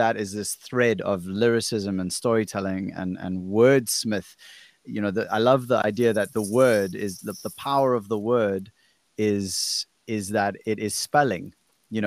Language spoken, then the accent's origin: English; South Africa; I'm from South Africa